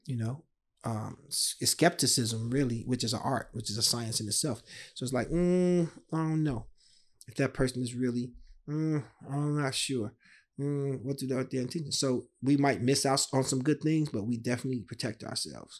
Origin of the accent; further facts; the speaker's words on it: Chicago, Illinois, United States; a kid drawing, growing up on the South Side of Chicago.